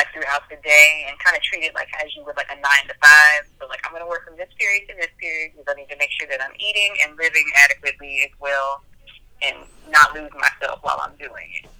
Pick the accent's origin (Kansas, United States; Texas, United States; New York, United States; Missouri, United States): Texas, United States; Houston; moved away as an adult; also born or lived in Knoxville, Tennessee / Greensboro, North Carolina; now in California, United States; I moved to Houston, Texas. So I consider myself to be from Houston. Houston is where I spent my adolescence.